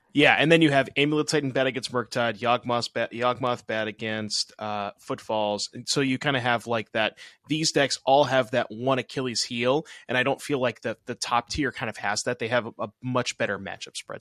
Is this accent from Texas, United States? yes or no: no; Massachusetts, United States; I'm from Mass instead of Rhode Island